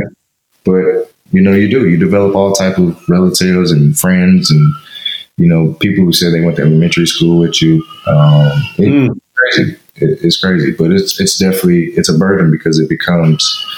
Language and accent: English; St. Louis, Missouri, United States; my hometown in St. Louis